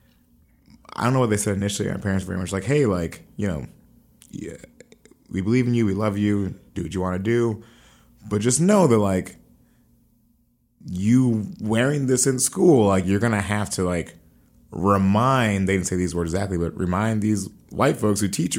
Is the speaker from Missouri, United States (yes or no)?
yes; Columbia, Missouri, United States; I grew up 10 to 18 in Columbia, Missouri.